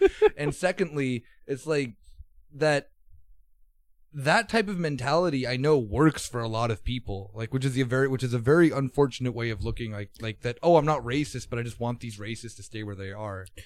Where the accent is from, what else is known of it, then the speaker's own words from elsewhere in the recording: United States; now in Germany; being an American